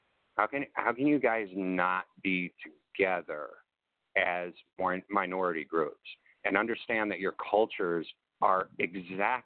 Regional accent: Chicago, Illinois, United States; also born or lived in Champaign, Illinois; I grew up in Chicago. And I had to, and yeah, I grew up in the burbs

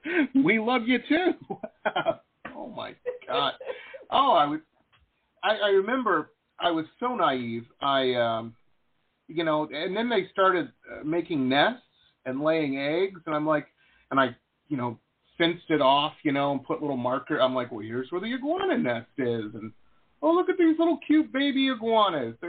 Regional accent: Detroit, Michigan, United States; When I was a kid, I grew up in Detroit, it was suburbs of Detroit, and then moved down into the city

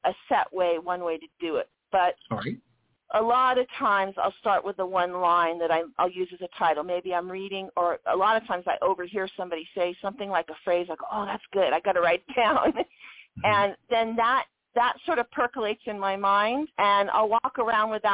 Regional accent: Long Beach, California, United States; I grew up in Long Beach

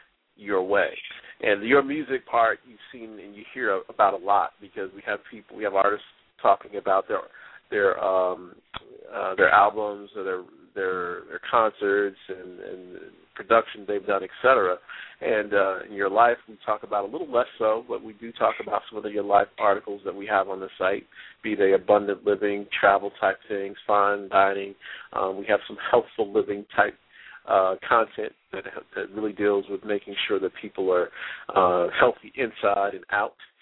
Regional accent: New Jersey, United States; my hometown in Jersey

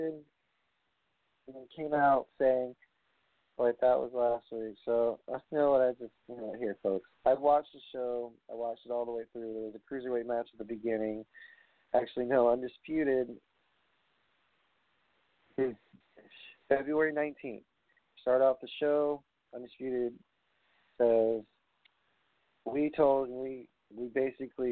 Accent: New York, United States; accent: New York; my New York accent

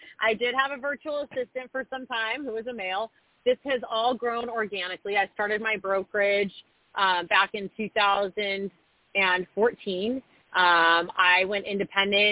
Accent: Orange County, California, United States; moved away as an adult; now in Austin, United States; born and raised in Orange County, lived out of state and out of the country for some time in my early 20s

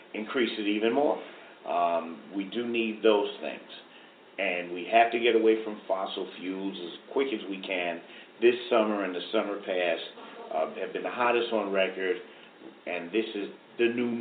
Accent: New York City, New York, United States; I mean, I grew up here. I was born in the Rockaways

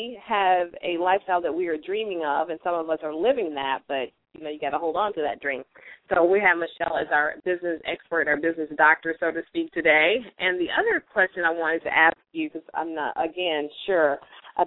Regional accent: Memphis, Tennessee, United States; my hometown, Memphis, Tennessee

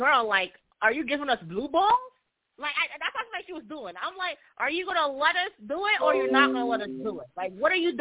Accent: Jamaica; I'm also Jamaican

